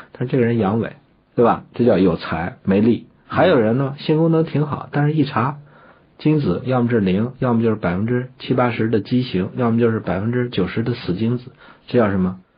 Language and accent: Chinese; China; 我们身为中国人，整天说自个儿是中华人民共和国公民